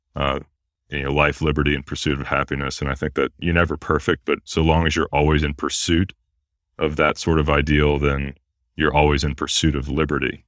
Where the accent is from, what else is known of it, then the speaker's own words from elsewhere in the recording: United States; how lucky we are to be Americans